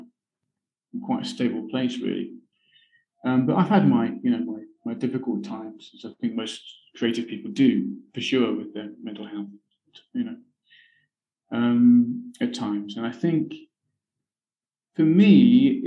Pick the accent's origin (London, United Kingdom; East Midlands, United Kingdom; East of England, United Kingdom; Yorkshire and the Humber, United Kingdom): East of England, United Kingdom; Berkhamsted; moved away as an adult; also born or lived in Newcastle; now in Vietnam; I'm from the south of England, from a town in Hertfordshire called Berkhamsted